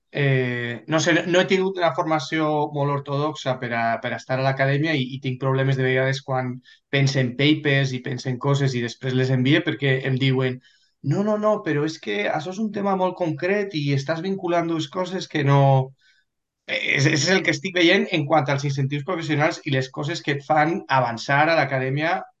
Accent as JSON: {"language": "Catalan", "town": "Valencia", "region": "Valencian Community", "country": "Spain", "tie": "born or raised there", "also_born_or_lived": "London, United Kingdom", "moved": "as an adult", "lives_now": "United Kingdom", "said": "soc de València eh, i he nascut a València, he estudiat a València fins a l'universitat, que me'n vaig vindre a UK"}